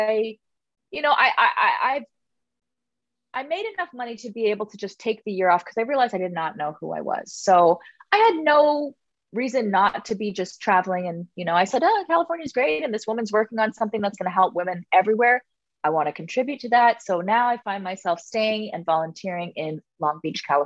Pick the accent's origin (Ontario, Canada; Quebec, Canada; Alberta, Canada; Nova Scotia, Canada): Ontario, Canada; Toronto; moved away; I'm from Toronto. I'm from Scarborough. Like I'm from the hood.